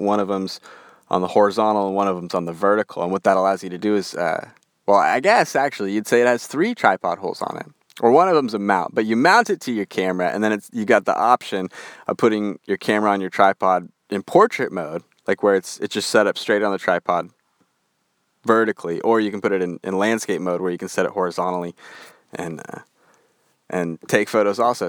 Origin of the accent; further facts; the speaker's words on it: Western United States, United States; accent: Western; my Western accent